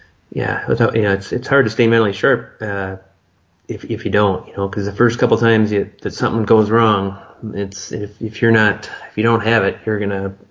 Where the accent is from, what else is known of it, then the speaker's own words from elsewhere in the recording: Michigan, United States; me growing up in Michigan